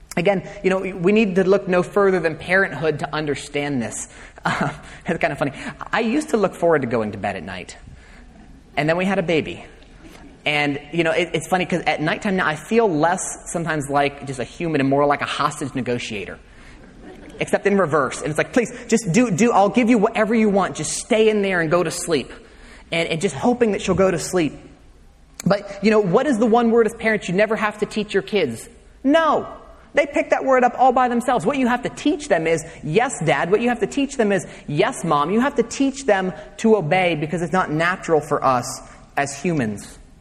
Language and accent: English; United States; we, as 21st century Americans